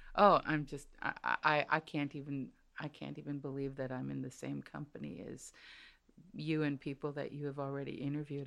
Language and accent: English; United States; I'm first generation American